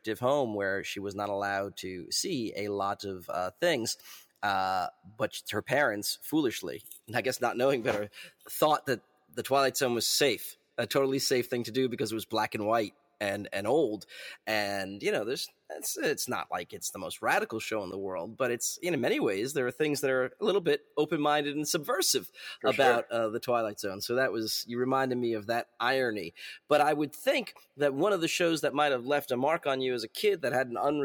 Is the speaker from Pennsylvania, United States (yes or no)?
no; New York, United States; I grew up in New York.